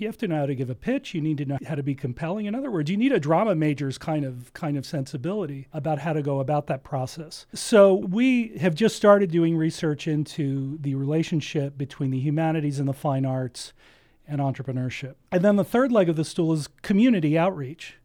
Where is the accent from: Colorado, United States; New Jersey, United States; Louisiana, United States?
New Jersey, United States; now in Ventura County, United States; I grew up in New Jersey